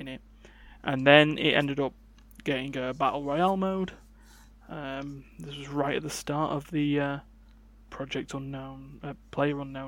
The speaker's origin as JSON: {"language": "English", "country": "United Kingdom", "said": "I'm British"}